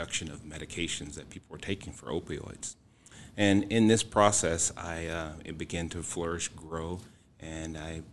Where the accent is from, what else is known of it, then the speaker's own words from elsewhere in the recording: Houston, Texas, United States; moved away; I am originally from Houston, Texas, and I've been here for almost 18 years now